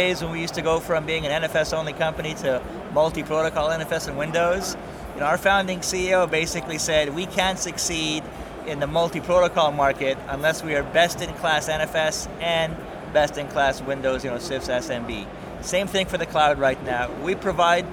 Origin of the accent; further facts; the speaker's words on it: Canada; as a Canadian